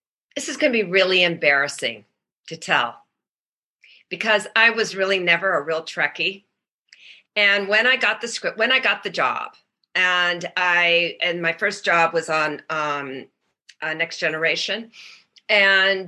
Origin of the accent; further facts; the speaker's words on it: Bloomfield Hills, Michigan, United States; also born or lived in Indiana; I was born in Indiana, and my parents moved very young to Michigan. And then I was raised in Birmingham, Bloomfield Hills, Michigan, which is a suburb outside of Detroit.